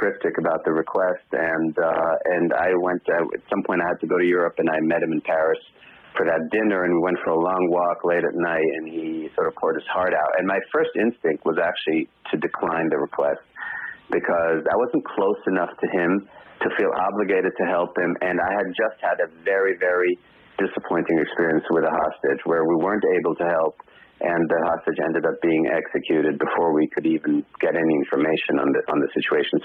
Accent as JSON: {"language": "English", "country": "Israel", "tie": "born or raised there", "moved": "as an adult", "lives_now": "United States", "said": "I myself was born in Israel. I've lived in the States now for 30 years, an American, but I was born in Israel. I served in the Israeli army."}